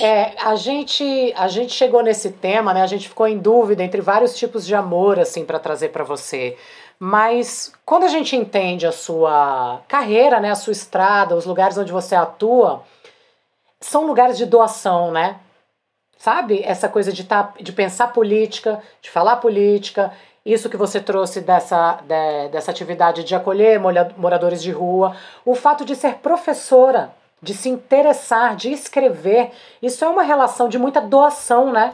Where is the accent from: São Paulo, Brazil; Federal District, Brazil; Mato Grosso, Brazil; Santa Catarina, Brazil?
Federal District, Brazil; Brasília; tenho 42 anos, sou de Brasília